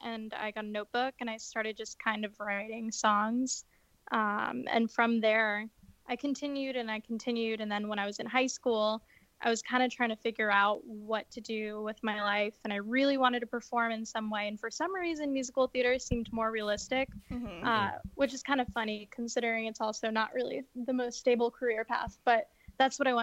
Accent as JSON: {"language": "English", "town": "Miami", "region": "Florida", "country": "United States", "also_born_or_lived": "New York City", "moved": "yes", "lives_now": "Los Angeles, United States", "said": "I'm originally from Miami, Florida"}